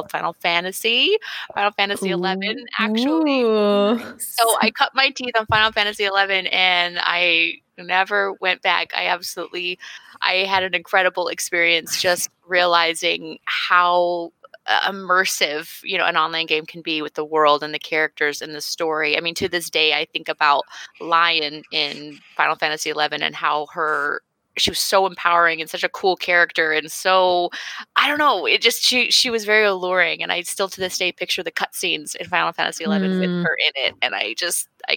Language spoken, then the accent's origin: English; Santa Fe, New Mexico, United States; moved away; I'm from Santa Fe, New Mexico